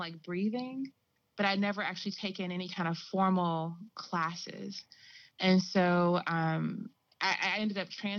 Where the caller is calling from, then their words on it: North Carolina, United States; I'm in North Carolina. Yeah. So I'm down here in the South.